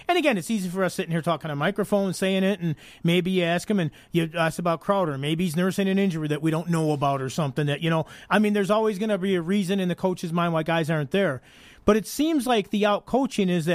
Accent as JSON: {"language": "English", "town": "Chicago", "region": "Illinois", "country": "United States", "said": "I'm from Chicago. I used to go to Milwaukee quite a bit because I actually lived in a suburb about halfway between Milwaukee and Chicago"}